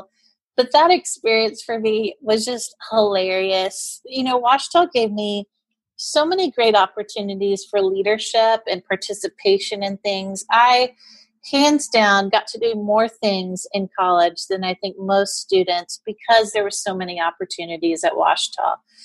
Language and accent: English; Houston, Texas, United States; moved away as an adult; I didn't get to eat sugary cereals at home growing up in Houston very often.